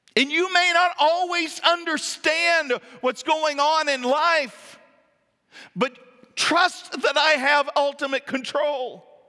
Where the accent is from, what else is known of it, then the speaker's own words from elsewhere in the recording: the South, United States; I'm from the South